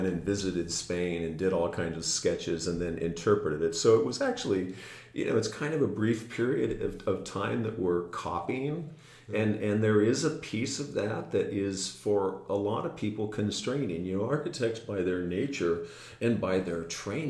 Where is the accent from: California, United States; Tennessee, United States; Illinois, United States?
California, United States; Camarillo; now in Santa Barbara, United States; I grew up in Camarillo